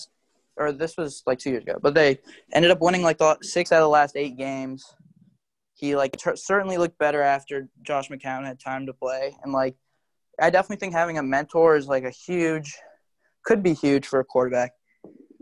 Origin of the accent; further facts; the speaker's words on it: Atlanta, Georgia, United States; I'm from Atlanta